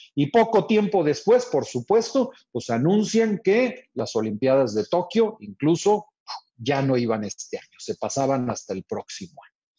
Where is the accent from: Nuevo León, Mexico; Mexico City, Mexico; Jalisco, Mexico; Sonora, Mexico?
Nuevo León, Mexico; Monterrey; yo soy acá de Monterrey